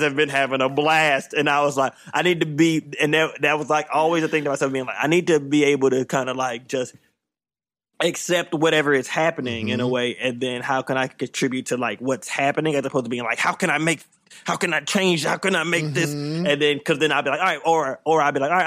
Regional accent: South Carolina, United States; moved away; I'm from South Carolina

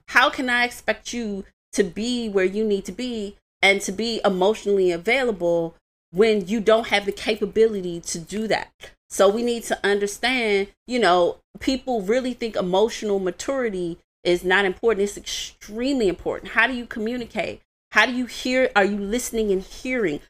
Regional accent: Washington, District of Columbia, United States; I was raised in Washington, D C

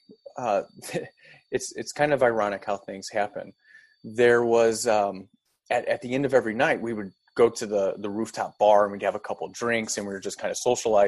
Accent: O'Fallon, Missouri, United States; also born or lived in Manchester, Missouri; I grew up in St. Charles area, specifically O'Fallon, but now I reside out of Manchester area

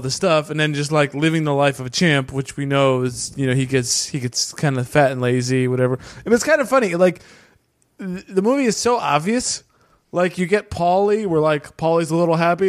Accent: Connecticut, United States; moved away; I grew up in Connecticut

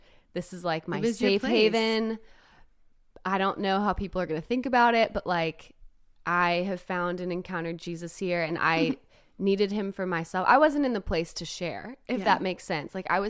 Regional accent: Los Angeles, California, United States; moved away as an adult; also born or lived in Nashville, Tennessee; So I grew up in Los Angeles, California. Started dancing when I was 4.

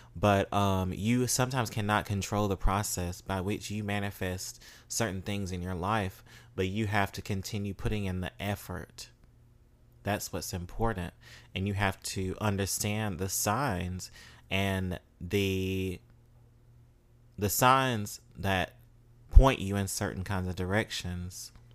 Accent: Mississippi, United States; moved away; growing up in Mississippi as a black queer um femme male

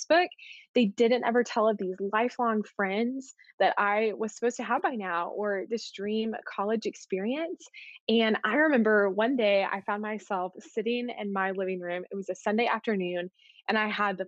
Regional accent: Arlington, Texas, United States; also born or lived in Waco, Texas; I grew up in Arlington, Texas, and then I moved to Waco a few years ago for college at Baylor University

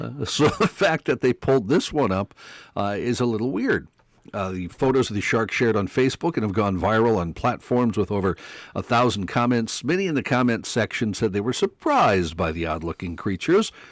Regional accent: Mandan, North Dakota, United States; moved away; I grew up in Mandan, North Dakota

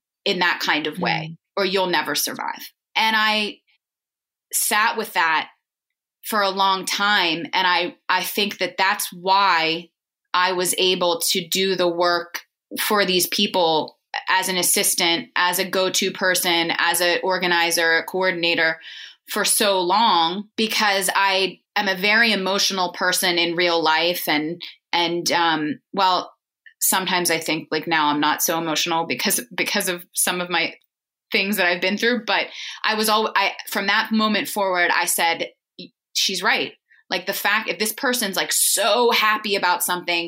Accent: Pittsburgh, Pennsylvania, United States; moved away as an adult; also born or lived in New York; now in Pittsburgh, United States; I grew up in Pittsburgh

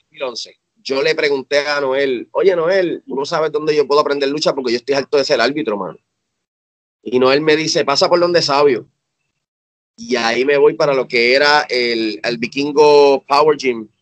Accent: Cabo Rojo, Puerto Rico; moved away as an adult; also born or lived in San Juan metropolitan area, Puerto Rico; now in United States; yo me mudé de Cabo Rojo, que es mi pueblo natal en Puerto Rico, para el área metro

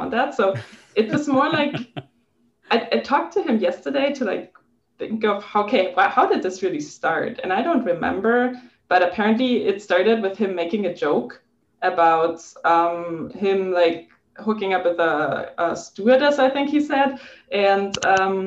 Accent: Germany; English is a second language; moved away as an adult; now in Los Angeles, United States; I'm from Germany.

